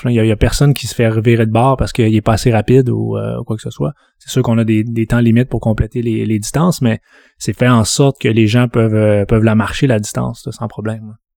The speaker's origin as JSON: {"language": "French", "town": "Saguenay", "region": "Quebec", "country": "Canada", "moved": "as an adult", "lives_now": "Montreal, Canada", "said": "je viens de Jonquière, donc Ville-Saguenay, arrondissement Jonquière, secteur Konogami. je suis arrivé à Montréal à 18 ans"}